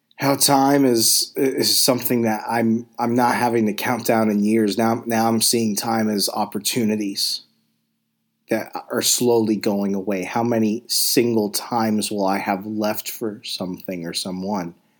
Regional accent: Arizona, United States; I grew up in a small town in Arizona

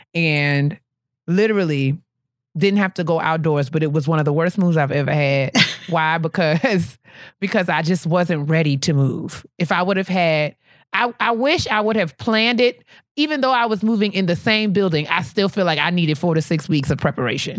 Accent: New York, United States; moved away as an adult; now in Washington, D.C., United States; leaving New York where I grew up

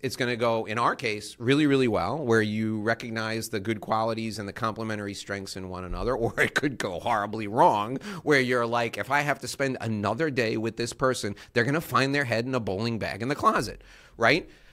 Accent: New York, United States; I grew up in New York my whole life

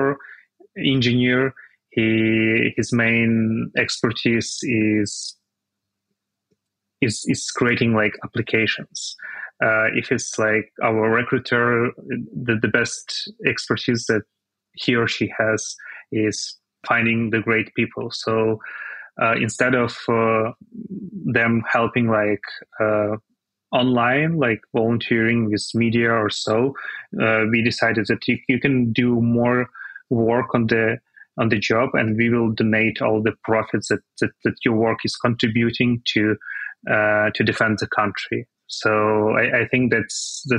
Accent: Kyiv, Ukraine; I'm going back to Kyiv probably next week. So I'm excited to return to my hometown

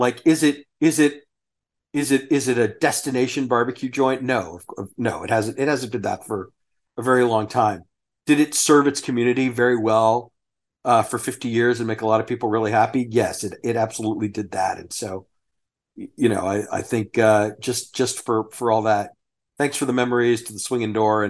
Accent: Sugar Land, Texas, United States; I grew up out in Sugar Land and you know, I remember going to summer camp on way out on FM 359. Even into the 80s and into the mid 90s, that still felt like the country.

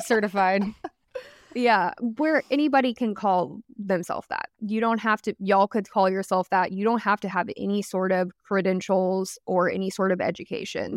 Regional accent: Dallas-Fort Worth area, Texas, United States; I'm, like, from the D F W area and always been, like, kind of in the city, I live in Dallas now

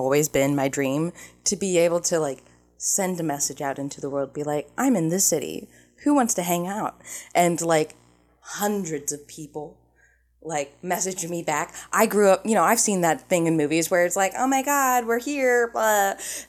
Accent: Ohio, United States; I'm from Ohio. An hour is nothing.

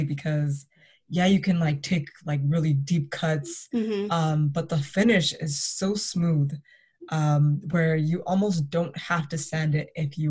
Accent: Toronto, Ontario, Canada; Growing up in Toronto was very interesting.

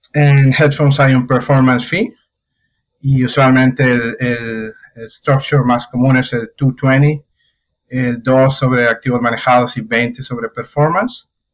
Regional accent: Mexico; moved away as an adult; hace nueve años que salí de México

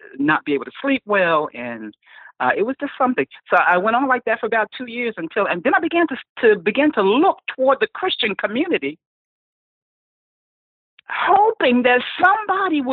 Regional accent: New Jersey, United States; moved away as an adult; also born or lived in Palm Coast, Florida; I was had moved to New Jersey, back to my hometown

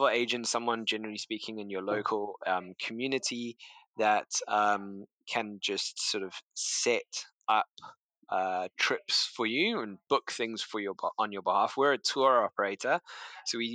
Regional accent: South Africa; moved away as an adult; also born or lived in London; I grew up in South Africa, had a fairly modest upbringing

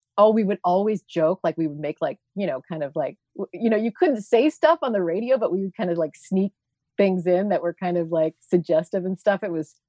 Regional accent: Ottawa, Ontario, Canada; also born or lived in Toronto; at Ottawa City Hall, which is where I grew up. I was born in Toronto.

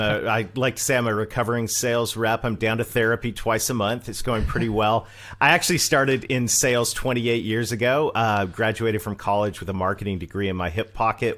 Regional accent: Canada; accent: Canadian; moved away as an adult; also born or lived in Mid-South, United States; I'm Canadian.

